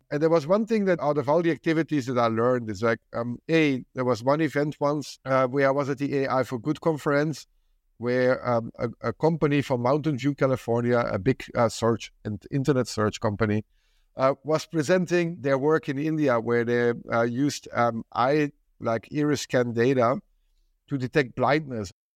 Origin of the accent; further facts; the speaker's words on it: Belgium; I come from Belgium